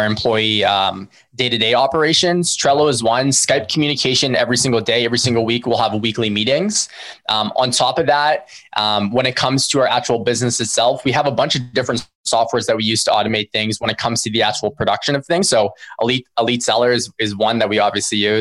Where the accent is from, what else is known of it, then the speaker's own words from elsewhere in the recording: Philippines; we're Filipino ourselves